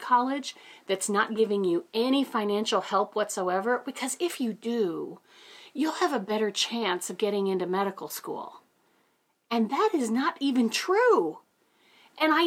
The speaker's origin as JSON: {"language": "English", "town": "Ely", "region": "Minnesota", "country": "United States", "tie": "born or raised there", "said": "I was raised in Ely, Minnesota, a little town of 3,000 people"}